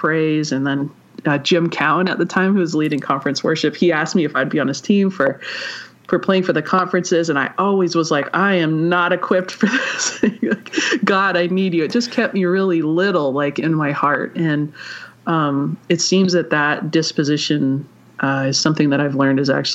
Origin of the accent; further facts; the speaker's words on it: Vancouver, British Columbia, Canada; I am from Vancouver, British Columbia, so I'm Canadian.